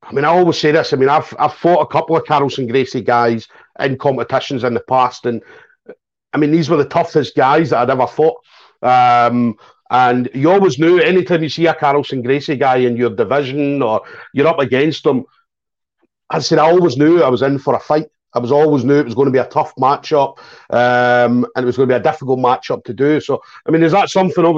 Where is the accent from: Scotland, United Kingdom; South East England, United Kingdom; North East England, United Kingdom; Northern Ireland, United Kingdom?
Scotland, United Kingdom; I'm from Scotland